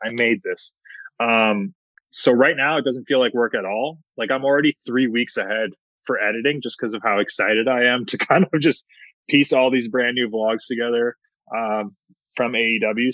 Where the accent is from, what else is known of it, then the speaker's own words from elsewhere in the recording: Hamilton, Ontario, Canada; my hometown of Hamilton, Ontario